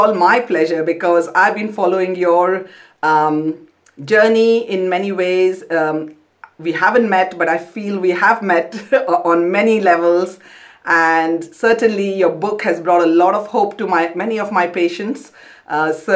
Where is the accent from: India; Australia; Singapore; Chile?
India; Kolkata, West Bengal; moved away as an adult; also born or lived in Pondicherry; now in London, United Kingdom; I grew up in Kolkata, but went to medical school in Pondicherry